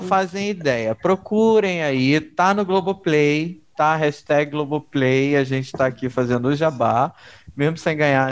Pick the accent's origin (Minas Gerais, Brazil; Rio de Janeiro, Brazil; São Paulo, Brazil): Rio de Janeiro, Brazil; Duque de Caxias; eu cresci na Baixada Fluminense do Rio de Janeiro. E aí, o que acontece é, eu cresci em Caxias